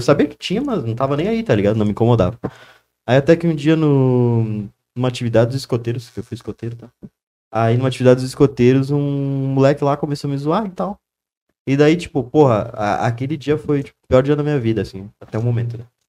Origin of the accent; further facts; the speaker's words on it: Nova Prata, Rio Grande do Sul, Brazil; also born or lived in Santa Maria, Brazil; Eu nasci em Nova Prato